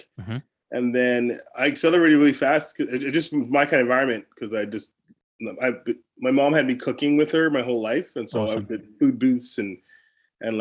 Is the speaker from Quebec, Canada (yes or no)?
no; Delta, British Columbia, Canada; I grew up in sunny North Delta